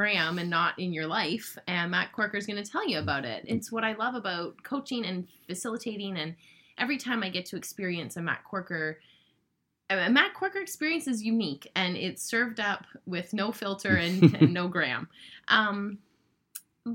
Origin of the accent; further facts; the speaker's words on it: Canada; being proud Canadian business owners